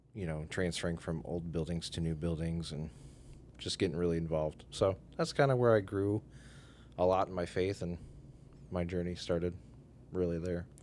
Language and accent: English; Oregon, Ohio, United States; I grew up in Oregon, Ohio. Born and raised